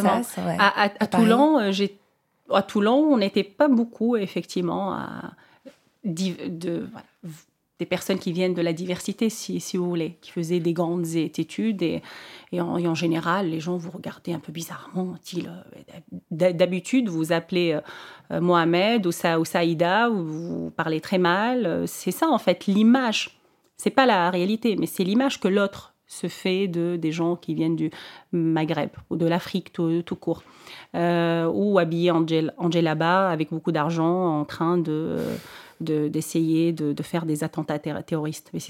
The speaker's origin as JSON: {"language": "French", "country": "Tunisia", "said": "elle se rend compte que je suis tunisienne, donc on commençait à parler en, en arabe."}